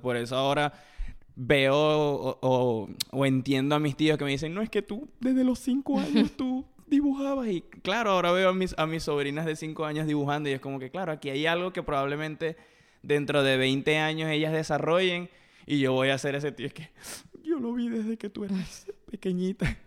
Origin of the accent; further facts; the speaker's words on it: eastern shore of Lake Maracaibo, Zulia, Venezuela; moved away; de donde soy yo, de, bueno, de la costa oriental del lago